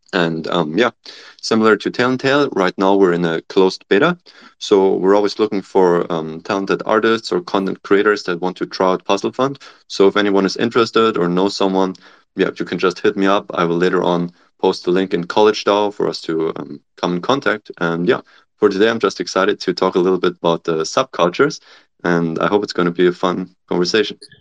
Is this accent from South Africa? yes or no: no; Germany; moved away as an adult; also born or lived in Nanjing, China / Cambridge, United Kingdom; now in California, United States; I'm originally from Germany